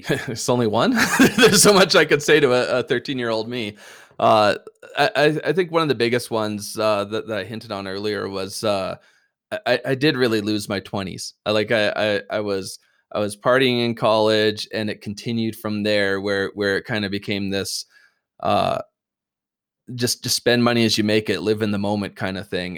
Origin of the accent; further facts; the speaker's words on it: Canada; we're Canadian